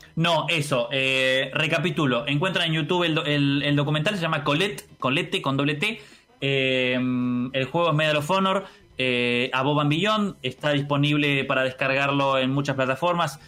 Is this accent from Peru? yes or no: no; Argentina; soy argentino